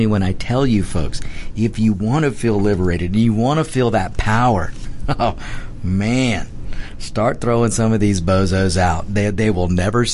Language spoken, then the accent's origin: English; United States; We are Americans